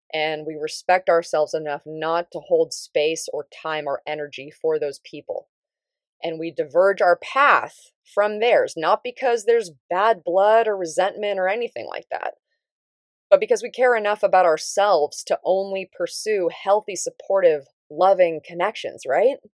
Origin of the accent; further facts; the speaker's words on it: Davis, California, United States; moved away; it was actually up in Northern California where I grew up, um, I'm from Davis.